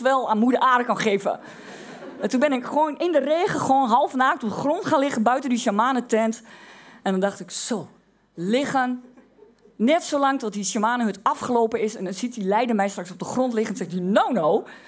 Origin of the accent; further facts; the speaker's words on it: Twente, Overijssel, Netherlands; omdat ik uit Twente kom.